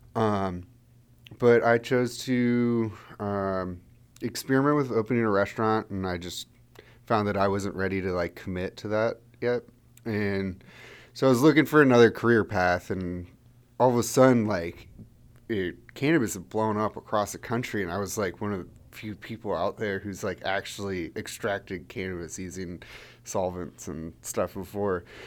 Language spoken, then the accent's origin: English; Frederick, Maryland, United States; moved away as an adult; also born or lived in Santa Barbara, California; I grew up in Frederick, Maryland, which is one of the reasons why Wanderer's based here